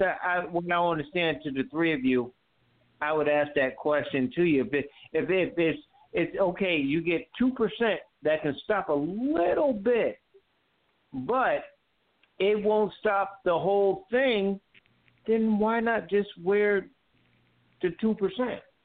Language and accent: English; Connecticut, United States; now in North Carolina, United States; I'm from Connecticut, as you know, but I'm living in North Carolina